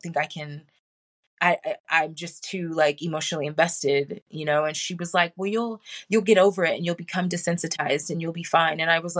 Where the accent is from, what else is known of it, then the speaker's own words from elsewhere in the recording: Hawaii, United States; I was born in Hawaii, a military brat. We didn't move a whole lot when I was younger